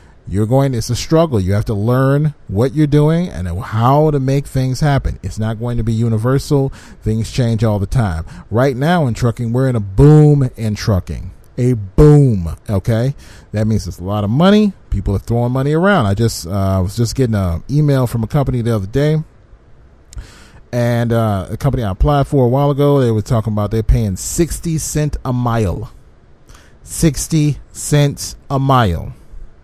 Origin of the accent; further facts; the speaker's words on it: Michigan, United States; my home state of Michigan